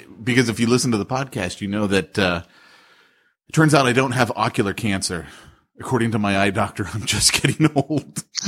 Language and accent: English; United States; as an American